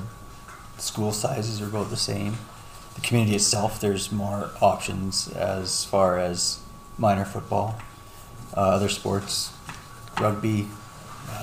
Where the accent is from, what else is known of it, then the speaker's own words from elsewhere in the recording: Lloydminster, Canada; I'm born and raised in Lloydminster, to school here, graduated from the comp. Been living here ever since